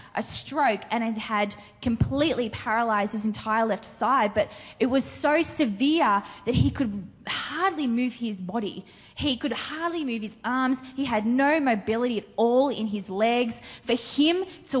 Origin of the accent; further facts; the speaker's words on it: Australia; I'm also from Australia